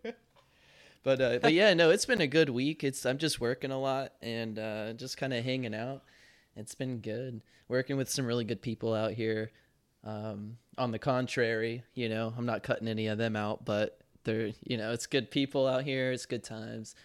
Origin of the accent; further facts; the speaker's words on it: Charlotte, North Carolina, United States; moved away as an adult; also born or lived in Kentucky; my hometown back in Charlotte, North Carolina